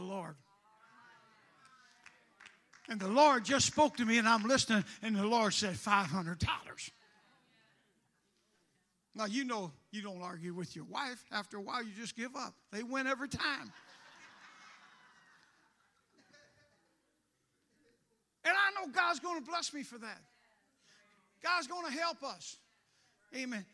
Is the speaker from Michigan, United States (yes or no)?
no; St. Louis, Missouri, United States; moved away as an adult; also born or lived in New York City; I'm from St. Louis.